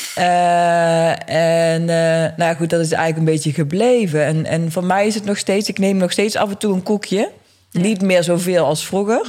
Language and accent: Dutch; Eindhoven, North Brabant, Netherlands; ik ben geboren en getogen in Eindhoven.